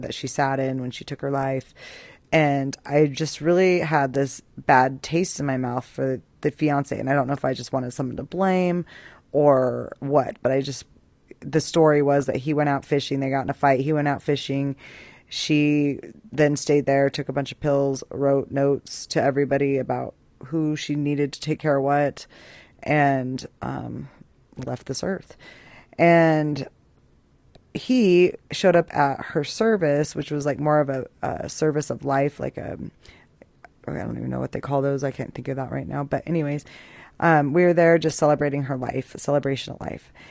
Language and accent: English; Boise, Idaho, United States; moved away as an adult; also born or lived in Albuquerque, New Mexico; I'm from Boise, Idaho, and I moved to Albuquerque, New Mexico when I was 21 years old